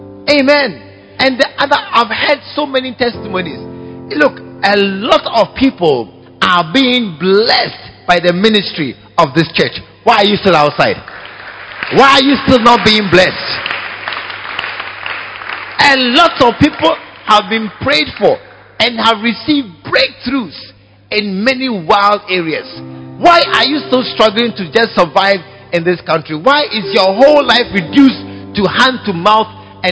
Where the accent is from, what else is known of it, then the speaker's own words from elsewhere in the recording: Ghana; You are a Ghanaian, I'm a Ghanaian.